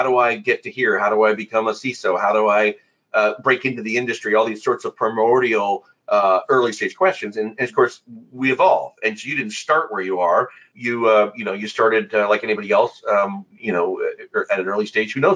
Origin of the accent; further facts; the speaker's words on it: Midwest, United States; now in Ohio, United States; We're both Midwest boys